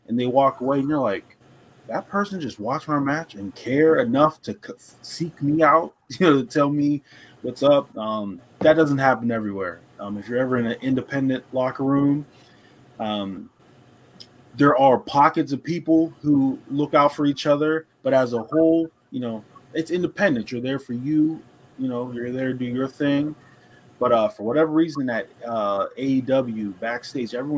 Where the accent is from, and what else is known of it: Pittsburgh, Pennsylvania, United States